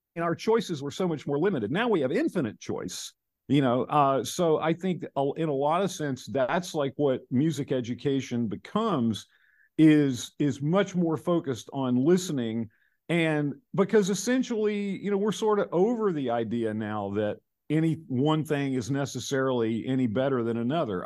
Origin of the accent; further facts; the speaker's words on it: North Carolina, United States; I'm from North Carolina